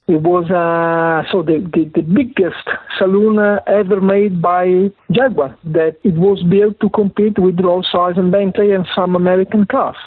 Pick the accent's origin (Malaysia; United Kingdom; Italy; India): Italy; accent: Italian; English is a second language; my Italian accent